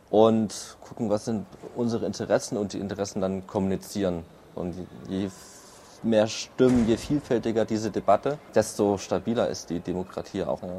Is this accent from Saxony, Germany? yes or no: no; Erfurt, Thuringia, Germany; moved away as an adult; now in Berlin, Germany; ursprünglich komme ich aus Erfurt